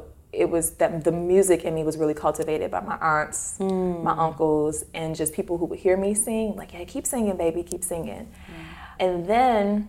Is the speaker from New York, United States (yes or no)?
no; Detroit, Michigan, United States; I'm from Detroit, so Motown had left the city years ago